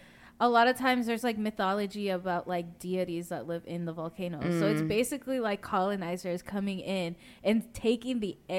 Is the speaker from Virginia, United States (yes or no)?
yes; Virginia, United States; We're from Virginia. Like, we don't get earthquakes.